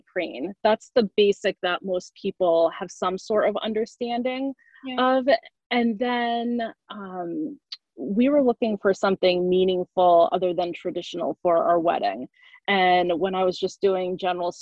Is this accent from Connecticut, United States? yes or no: yes; Connecticut, United States; I grew up in Connecticut